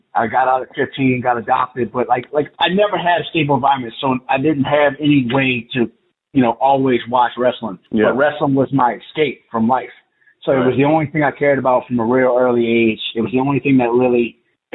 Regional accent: New Orleans, Louisiana, United States; I'm from Louisiana, New Orleans to be exact

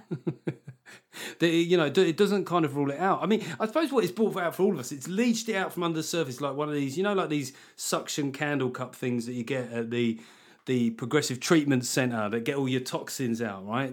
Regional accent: United Kingdom; being British

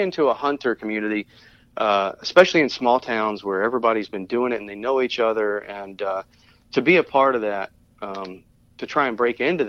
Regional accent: Tennessee, United States; moved away; I grew up in Tennessee. I grew up in the mountains and played in the woods a lot

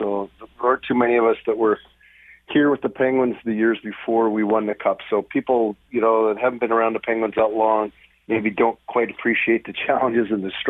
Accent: Western Canada, Canada; I grew up in the Western Canada area, and you got, you know, Montreal Canadiens and Toronto Maple Leafs.

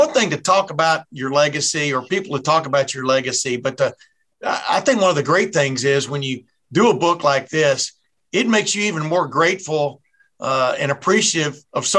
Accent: Texas, United States; I was growing up in Texas

